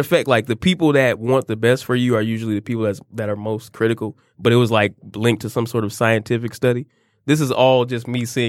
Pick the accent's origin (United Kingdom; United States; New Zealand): United States; Detroit, Michigan; I'm born, raised, schooled, currently still living in Detroit, Michigan.